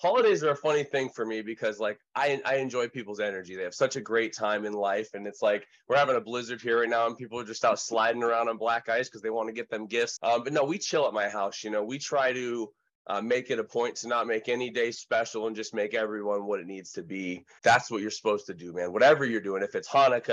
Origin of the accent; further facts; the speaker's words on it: Oregon, United States; from Monterey to Clearwater to Utica and then to Oregon, ultimately where we settled 30 years ago in 1990